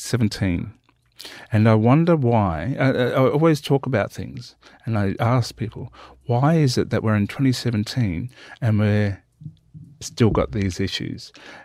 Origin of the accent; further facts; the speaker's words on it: Australia; also born or lived in Western Victoria; I'm Nalunga and Gwindjamar. I'm from South Australia and Western Victoria.